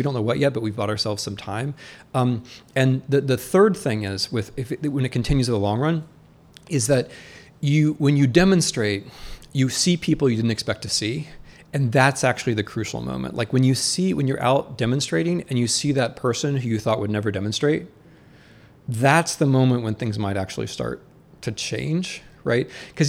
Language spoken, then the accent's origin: English; Midwest, United States; also born or lived in Russia / Poland / Ukraine / Germany; I'm from the Midwest where like a lot of the doctors are Muslim